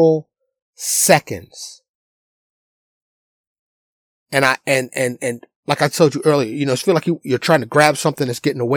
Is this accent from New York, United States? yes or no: yes; New York City, New York, United States; I was born and raised in New York City